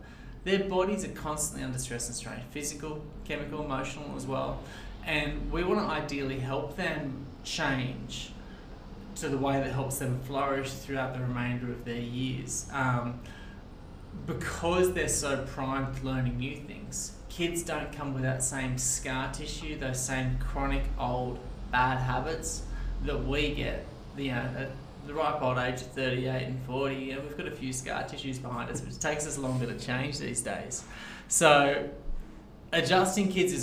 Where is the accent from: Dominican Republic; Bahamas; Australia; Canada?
Australia; Sydney, New South Wales; moved away as an adult; now in Newcastle, Australia; I grew up out in Castle Hill, so out western Sydney